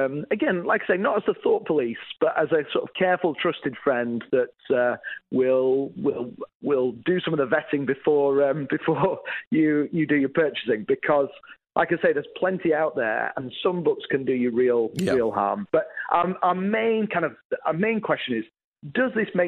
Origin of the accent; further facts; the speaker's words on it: England, United Kingdom; moved away as an adult; also born or lived in Northern Ireland; I grew up in England, was a youth pastor in Northern Ireland